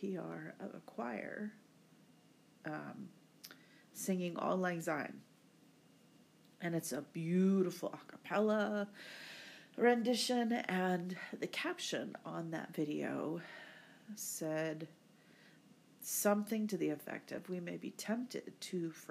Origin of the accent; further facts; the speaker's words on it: United States; moved away; my home country of the United States